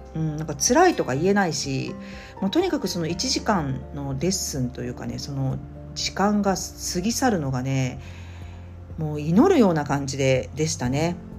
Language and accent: Japanese; Tokyo, Japan; 神楽坂っていうね、新宿のど真ん中に住んでおりまして